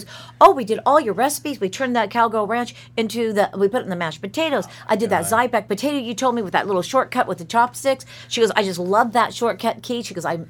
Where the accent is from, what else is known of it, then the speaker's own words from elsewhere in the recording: California, United States; moved away; I'm from California